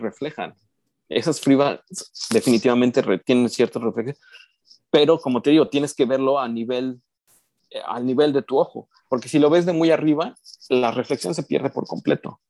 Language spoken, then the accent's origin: Spanish; Mexico; yo soy mexicano